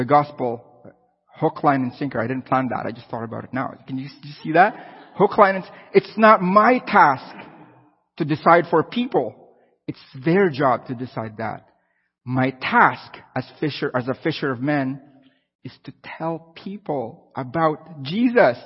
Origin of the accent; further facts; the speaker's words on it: Philippines; now in Canada; I'm from the Philippines